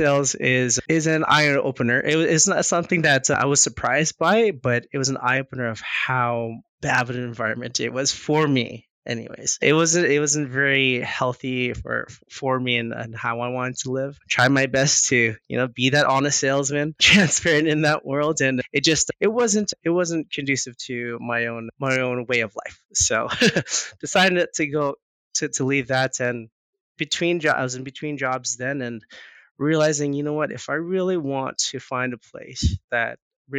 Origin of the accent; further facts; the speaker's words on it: Winnipeg, Manitoba, Canada; now in Calgary, Canada; I was born in Winnipeg, actually. Born in Winnipeg, I moved here in 99